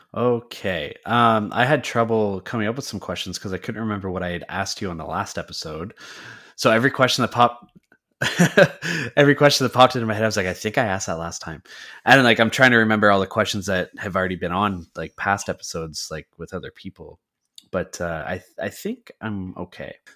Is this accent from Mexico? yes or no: no; Canada; We are from the Great White North of Canada